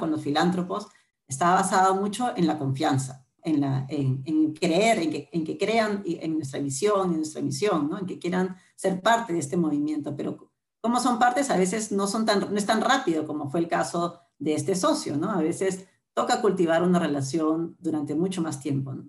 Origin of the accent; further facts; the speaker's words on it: Lima, Peru; mis, papás vinieron de Arequipa Lima, yo nací en Lima